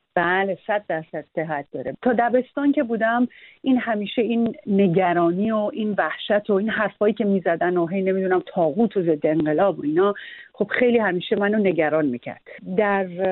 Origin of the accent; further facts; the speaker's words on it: Iran; moved away as an adult; also born or lived in United States; من دو سال در کودکیم به دلیل اینکه پدرم داشت دوره عالی ارتش میدید در امریکا خیلی بچه که بودم ما در امریکا زندگی میکردیم بعد برگشتیم ایران